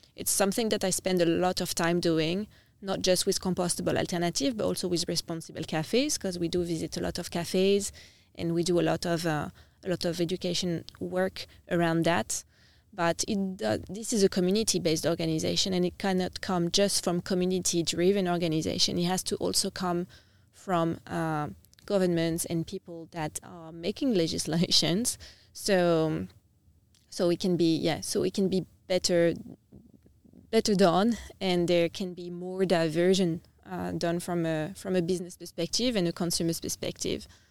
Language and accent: English; Nice, Provence-Alpes-Côte d'Azur, France; moved away as an adult; also born or lived in United Kingdom / Vietnam; now in Adelaide, Australia; so I'm from the south of France. I'm from a town called Nice, which is on the coast. Um, yeah, I've grow, I've grown up in, I've grown up in France